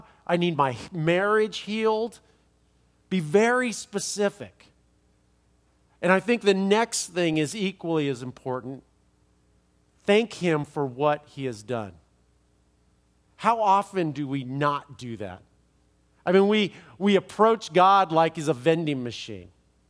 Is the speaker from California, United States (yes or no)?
yes; Los Angeles, California, United States; I'm from Los Angeles, and I know that.